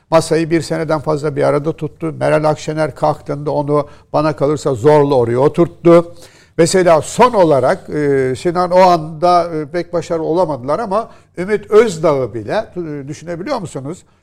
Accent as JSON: {"language": "Turkish", "region": "Istanbul", "country": "Turkey", "said": "İstanbulluyuz, İstanbul'da yaşıyoruz."}